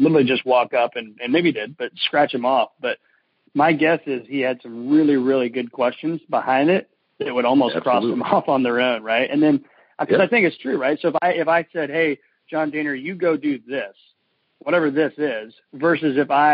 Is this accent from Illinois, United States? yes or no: yes; Mattoon, Illinois, United States; I'm a guy from Mattoon, Illinois, right? Small town in Illinois, went to Eastern Illinois University.